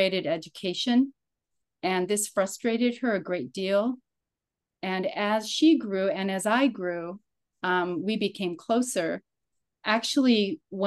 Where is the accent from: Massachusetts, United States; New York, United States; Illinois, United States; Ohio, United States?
Illinois, United States; Chicago; I was born in Chicago, Illinois